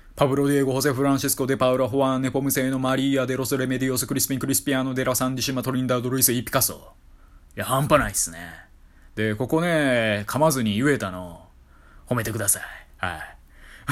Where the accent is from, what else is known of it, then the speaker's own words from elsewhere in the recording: Kyoto, Japan; moved away as an adult; also born or lived in Tokyo / Kanagawa / Osaka; 私、地元京都なんですよ。ほいでまあ京都には大学卒業するまでおりまして